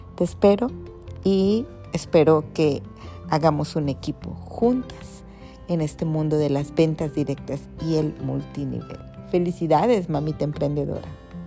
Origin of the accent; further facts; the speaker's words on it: Ciudad del Carmen, Campeche, Mexico; soy de aquí, de Ciudad del Carmen, ¿verdad? Carmela, como todos